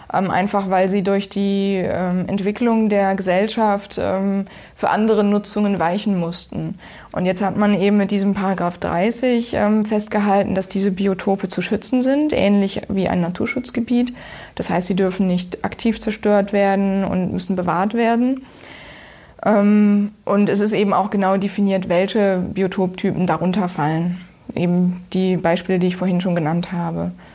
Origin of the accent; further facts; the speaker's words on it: Oberbergisches Land, North Rhine-Westphalia, Germany; Ähm, ich komme aus dem Oberbergischen. Das liegt in NRW, circa 40 Kilometer östlich von Köln.